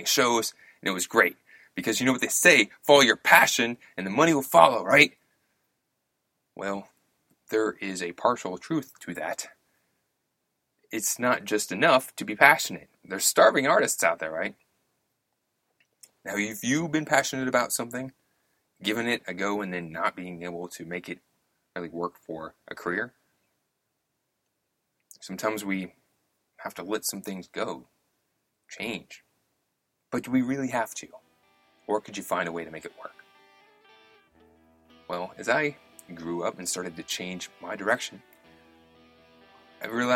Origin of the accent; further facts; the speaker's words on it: Louisville, Kentucky, United States; when I was raised in Louisville, Kentucky